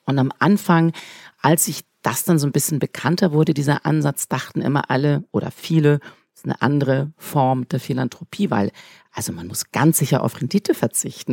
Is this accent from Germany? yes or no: no; Switzerland; ich bin Schweizerin